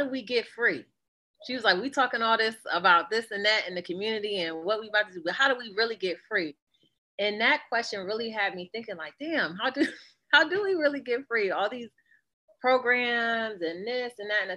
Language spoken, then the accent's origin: English; Northeast Ohio, United States; now in Philadelphia, United States; I was born and raised in Northeast Ohio